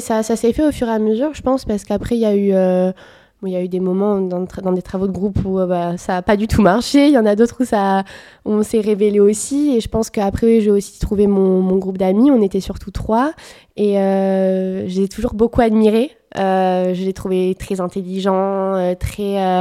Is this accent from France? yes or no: yes; Bordeaux, Nouvelle-Aquitaine, France; Je suis bordelaise depuis toujours